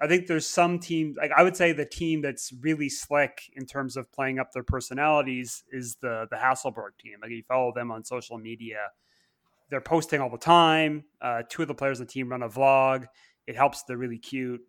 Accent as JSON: {"language": "English", "country": "Canada", "tie": "born or raised there", "also_born_or_lived": "Oklahoma City", "moved": "yes", "said": "I grew up in Canada following hockey"}